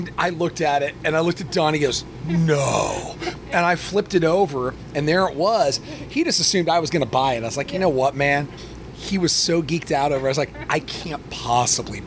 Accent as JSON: {"language": "English", "region": "Midwest", "country": "United States", "tie": "born or raised there", "also_born_or_lived": "Macomb, Illinois", "said": "I grew up in the Midwest"}